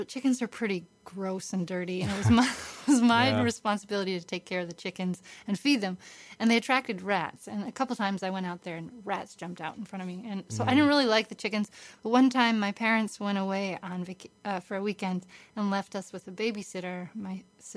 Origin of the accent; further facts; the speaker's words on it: Massachusetts, United States; now in New York, United States; I grew up on a farm in Massachusetts, very close to Providence, Rhode Island